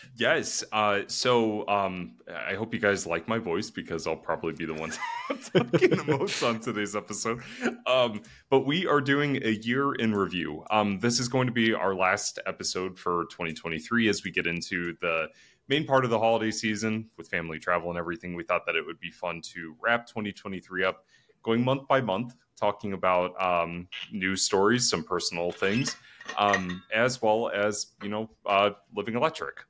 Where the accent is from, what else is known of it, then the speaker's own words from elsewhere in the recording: Northeast Ohio, United States; now in Columbus, United States; I'm still from Northeast Ohio